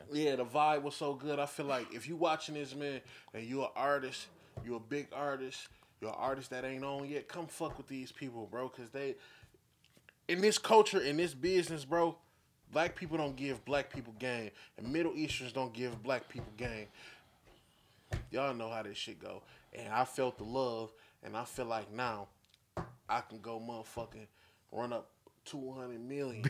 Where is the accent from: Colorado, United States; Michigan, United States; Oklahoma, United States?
Michigan, United States; Flint; I'm from the north side. This is the north side right here. This the south of Flint